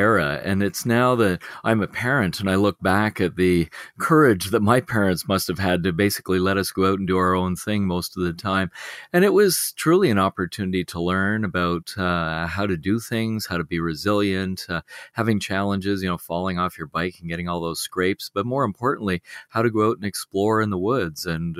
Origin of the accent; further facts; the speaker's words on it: Beaconsfield, Quebec, Canada; I grew up on the West Island of Montreal in a place called Beaconsfield. And at the time that I was a child, that was a growing suburban community.